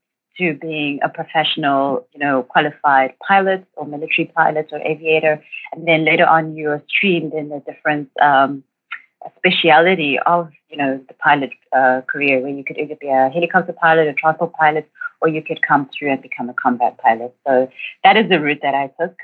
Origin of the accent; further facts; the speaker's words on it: Durban, KwaZulu-Natal, South Africa; I grew up in Durban and matriculated in 2007